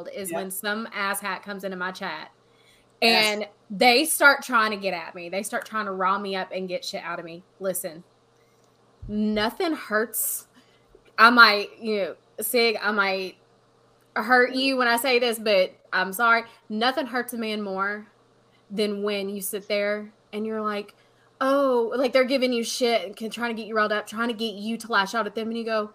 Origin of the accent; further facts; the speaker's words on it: Tennessee, United States; I'm from Tennessee. I always say I'm from Nashville. I don't live in Nashville